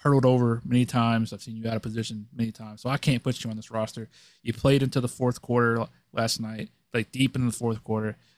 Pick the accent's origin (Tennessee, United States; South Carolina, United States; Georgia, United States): South Carolina, United States; I'm from South Carolina